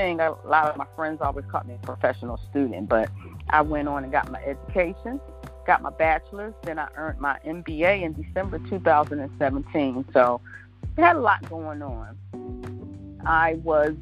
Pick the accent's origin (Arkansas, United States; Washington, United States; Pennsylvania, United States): Pennsylvania, United States; Philadelphia; moved away as an adult; now in Hampton Roads, United States; born and raised in Philadelphia, also known as the City of Brotherly Love